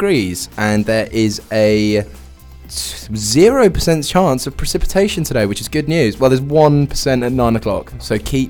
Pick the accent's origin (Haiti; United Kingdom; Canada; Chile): United Kingdom; England; We're English